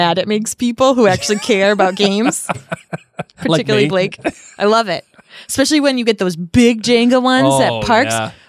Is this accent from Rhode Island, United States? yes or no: yes; Rhode Island, United States